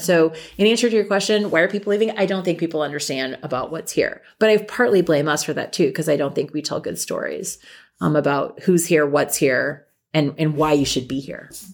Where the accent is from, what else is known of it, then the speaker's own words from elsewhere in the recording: Lincoln, Nebraska, United States; moved away; also born or lived in Washington, D.C.; I grew up in Lincoln